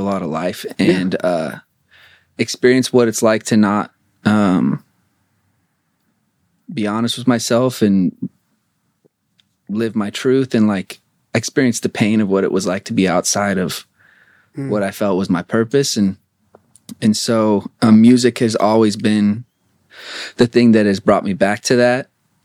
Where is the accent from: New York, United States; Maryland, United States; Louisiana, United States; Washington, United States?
Washington, United States; Spokane; also born or lived in Portland; now in Los Angeles, United States; Spokane, Washington.